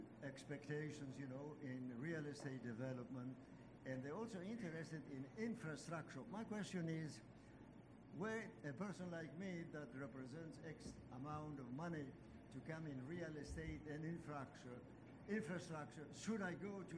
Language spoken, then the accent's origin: English; Greece; now in United States; I was born and raised in Greece, but I live in the United States?